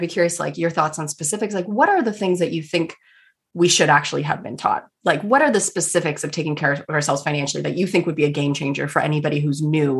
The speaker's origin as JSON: {"language": "English", "country": "Canada", "said": "I'm a Canadian."}